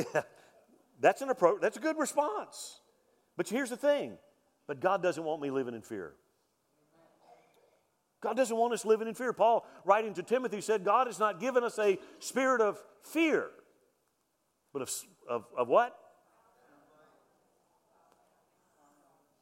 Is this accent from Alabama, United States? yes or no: yes; Mobile, Alabama, United States; I grew up in Mobile, Alabama, Hurricane Alley